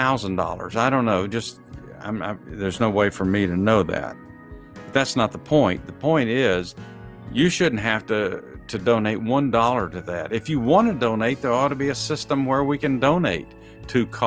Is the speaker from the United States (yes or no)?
yes; Texas, United States; I'm from Texas